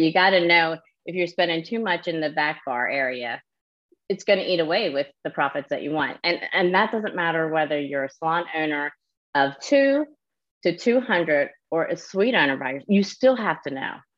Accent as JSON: {"language": "English", "region": "New Jersey", "country": "United States", "moved": "yes", "lives_now": "Myrtle Beach, United States", "said": "So I'm from New Jersey originally. I live down near Myrtle Beach, South Carolina"}